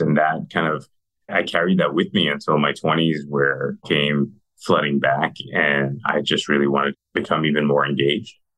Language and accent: English; New York City, New York, United States; moved away as an adult; also born or lived in Mexico City, Mexico / Arizona; now in Texas, United States; I was born in Mexico City. Uh, my parents moved us to New York City when I was six years old